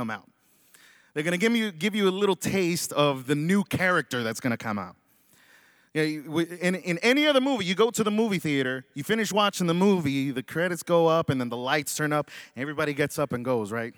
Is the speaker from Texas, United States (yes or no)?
yes; Dallas, Texas, United States; moved away; I was born and raised in Dallas, Texas, so I'm a Dallas Cowboy fan